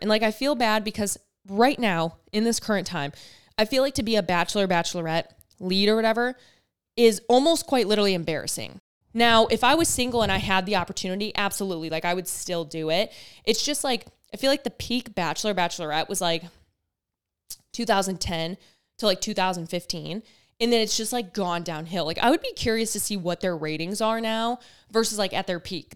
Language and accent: English; Michigan, United States; I'm from Michigan